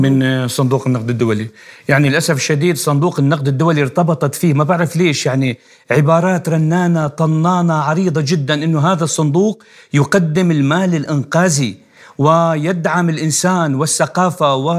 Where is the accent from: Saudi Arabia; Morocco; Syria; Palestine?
Syria; انا من سوريا